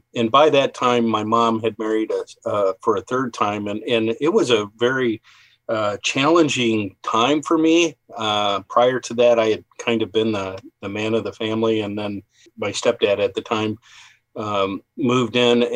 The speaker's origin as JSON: {"language": "English", "town": "Bay Village", "region": "Ohio", "country": "United States", "tie": "born or raised there", "also_born_or_lived": "Columbus, Ohio / Galena, Ohio", "said": "I was born in Bay Village, Ohio"}